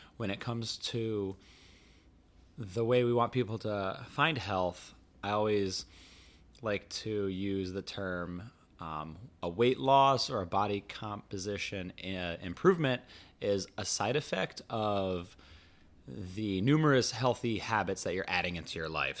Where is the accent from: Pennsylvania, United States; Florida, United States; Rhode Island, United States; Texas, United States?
Rhode Island, United States; growing up in Rhode Island, which is the ocean state